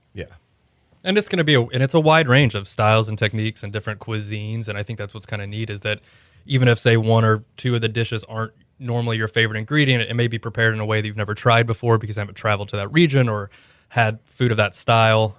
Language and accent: English; Houston, Texas, United States; moved away; also born or lived in Oklahoma City / Austin; I grew up in Houston